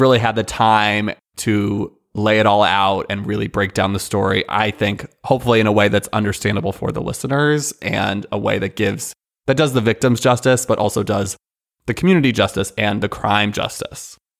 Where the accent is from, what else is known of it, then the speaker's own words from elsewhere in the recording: Northern California, United States; moved away as an adult; also born or lived in Iowa; now in Los Angeles, United States; from Northern California, went to undergrad in Iowa and then came to LA post graduation